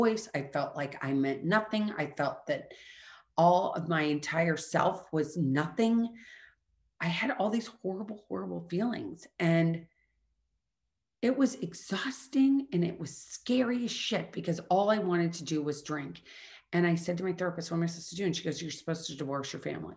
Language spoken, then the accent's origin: English; Midwest, United States; I'm from the Midwest.